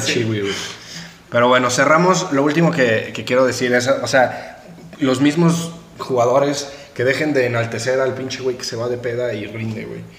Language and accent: Spanish; Mexico; Como mexicanos